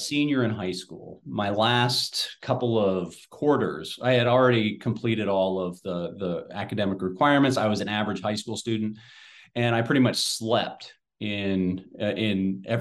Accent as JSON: {"language": "English", "region": "Southwest Ohio", "country": "United States", "tie": "born or raised there", "said": "I'm a Midwestern boy, so I was born and raised in Southwest Ohio."}